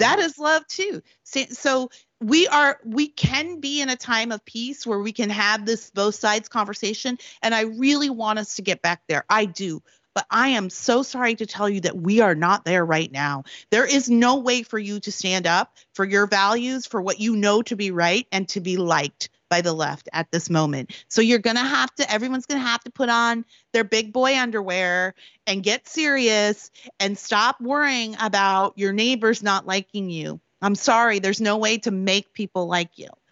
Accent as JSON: {"language": "English", "region": "Prince Edward Island", "country": "Canada", "tie": "born or raised there", "also_born_or_lived": "Washington, D.C.", "moved": "as an adult", "lives_now": "California, United States"}